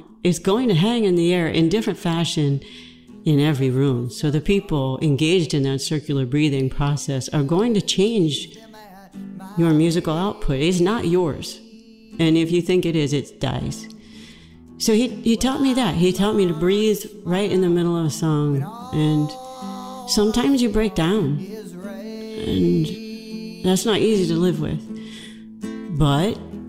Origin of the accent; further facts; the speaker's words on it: Georgia, United States; I'm from Georgia